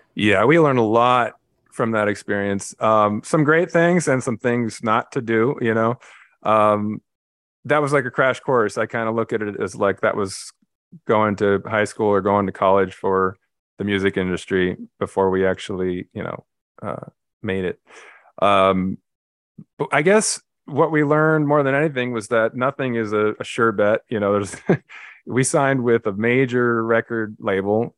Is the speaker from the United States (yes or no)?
yes; Los Angeles, California, United States; I grew up in L A, Los Angeles, California, uh, pretty much right in the middle of the city in a little neighborhood called Carthay Circle